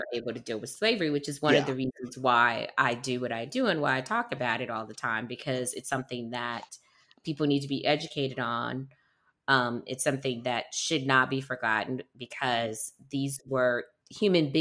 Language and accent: English; Detroit, Michigan, United States; I'm from Detroit